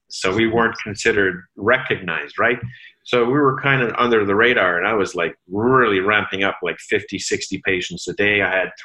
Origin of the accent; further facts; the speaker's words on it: Sudbury, Ontario, Canada; now in Ottawa, Canada; moved to Ottawa to really ramp up her business here in Ottawa, because we come from Sudbury.